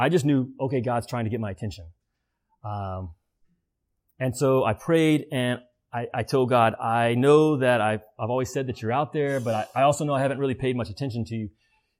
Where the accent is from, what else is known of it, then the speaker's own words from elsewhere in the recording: the Bible Belt, United States; I grew up in the Bible Belt.